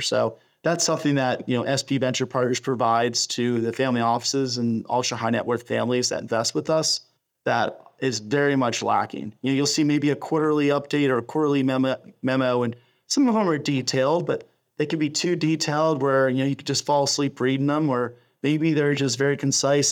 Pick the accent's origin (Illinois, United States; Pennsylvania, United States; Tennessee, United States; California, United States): Pennsylvania, United States; Pittsburgh; I'm originally from Pittsburgh